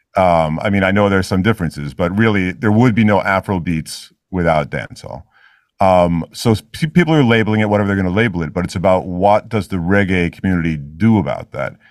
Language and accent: English; New York City, New York, United States; I actually do spend a lot of time in Israel, but I grew up in New York City, pretty much.